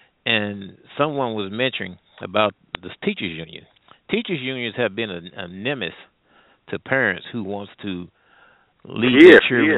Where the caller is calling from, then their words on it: St. Louis, Missouri, United States; I'm calling from the Midwest St. Louis area.